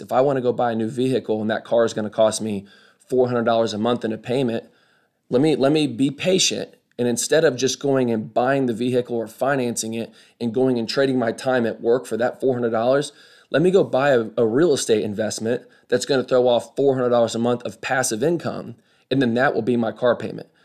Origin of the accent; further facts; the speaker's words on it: Kokomo, Indiana, United States; moved away as an adult; also born or lived in Arkansas; now in Birmingham, United States; I was born and raised in Kokomo, Indiana.